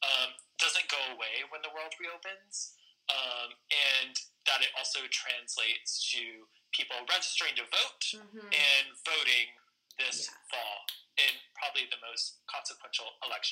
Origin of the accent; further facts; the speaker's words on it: Houston, Texas, United States; now in New York City, United States; I grew up in Houston, and like a very, very well in the suburbs of Houston, a very, very small community. And when I got out of there and into New York City